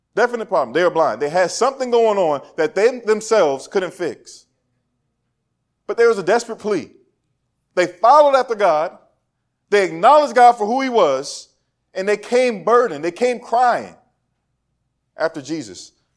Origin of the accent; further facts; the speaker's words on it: Woodbridge, Virginia, United States; moved away; also born or lived in Suitland, Maryland; I was from Woodbridge, Virginia, where it was predominantly white